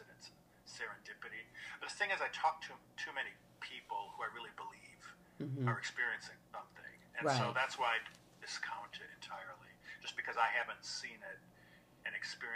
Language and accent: English; Wisconsin, United States; moved away as an adult; also born or lived in Europe; now in Louisville, United States; I'm from Wisconsin originally, and I ended up here in the 90s